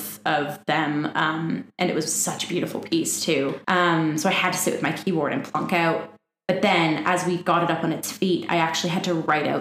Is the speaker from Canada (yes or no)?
yes; Windsor, Ontario, Canada; moved away; I'm originally from Windsor, so I was a part of the Windsor Light Music Theater Youth Choir